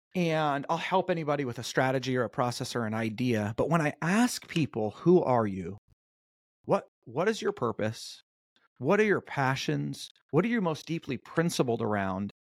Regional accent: North Orange County, Southern California, United States; I grew up in a pretty, uh, chill, uh, suburban town in North Orange County.

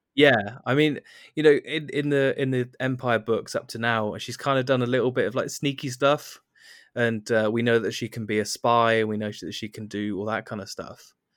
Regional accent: United Kingdom; being a British person

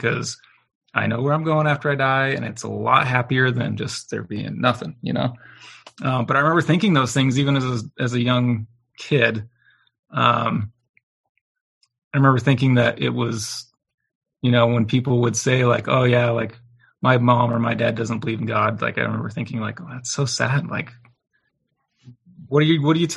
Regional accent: Riverton, Utah, United States; I was raised in Riverton, Utah

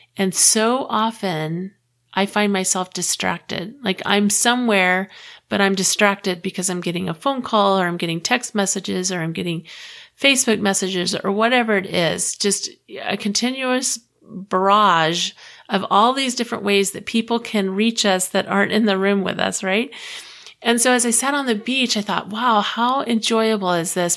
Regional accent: Clearwater, Florida, United States; moved away as an adult; also born or lived in Texas; I grew up in Clearwater, Florida

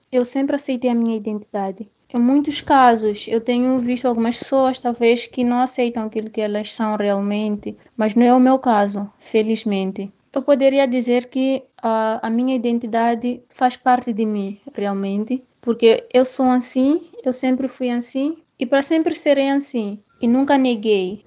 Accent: Mozambique; Eu sou negra, sou africana, sou moçambicana

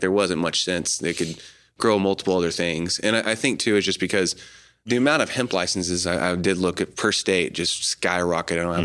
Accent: Choctaw, Oklahoma, United States; moved away; also born or lived in Colorado; Grew up here in Oklahoma City area, mm-hmm. um, just a little bit east of the city, mm-hmm. uh, Choctaw area

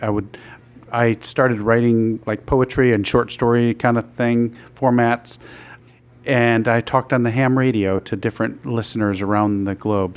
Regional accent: Binghamton, New York, United States; I grew up in Binghamton

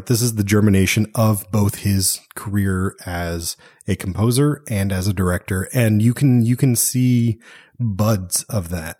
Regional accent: Texas, United States; born there; I was born in Texas, man. I'm a Texan.

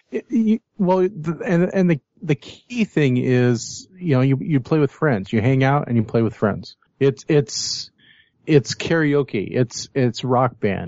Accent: Fresno, California, United States; we're from Fresno

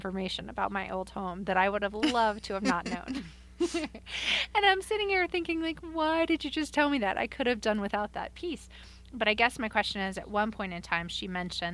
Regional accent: Long Island, New York, United States; I grew up in Long Island, Kim, and I grew up near enough the Amityville House of Horrors

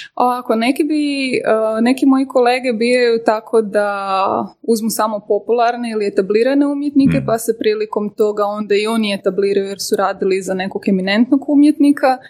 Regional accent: Croatia

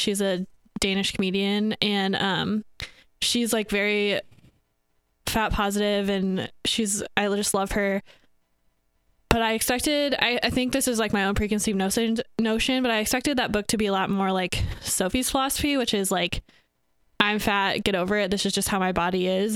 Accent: Northwest Iowa, United States; I am from Northwest Iowa

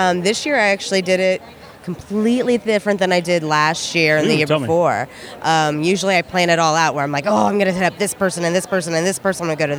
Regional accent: St. Petersburg, Florida, United States; I'm from St. Pete, Florida.

